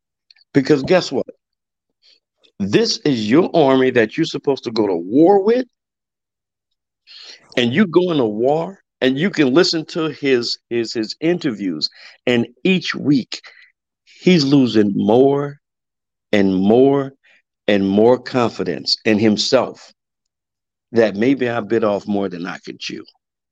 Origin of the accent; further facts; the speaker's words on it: Missouri, United States; I'm one of those. I'm from Missouri. Show me.